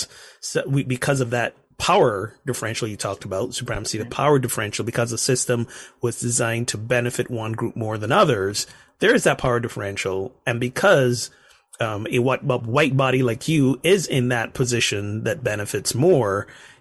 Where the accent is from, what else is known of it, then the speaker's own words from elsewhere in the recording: Barbados; my home country, Barbados